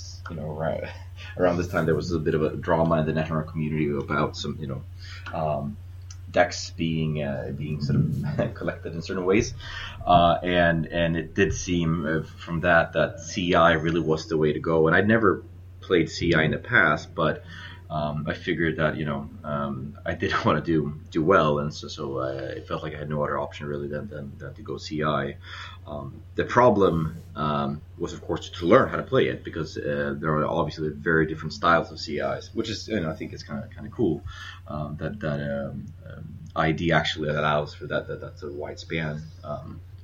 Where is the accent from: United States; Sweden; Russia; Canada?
Sweden; now in Indonesia; I'm from Sweden originally, and so when I was living in Sweden